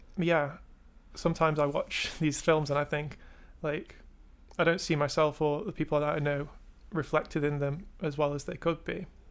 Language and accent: English; England, United Kingdom